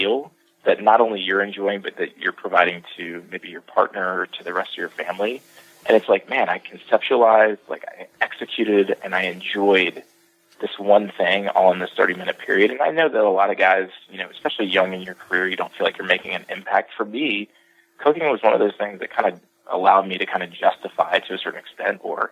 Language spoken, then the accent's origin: English; the South, United States; being born and raised in the South